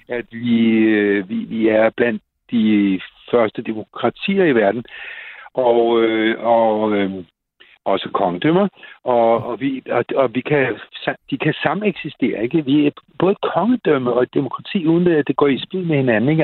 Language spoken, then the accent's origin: Danish; Copenhagen, Capital Region of Denmark, Denmark; os københavnere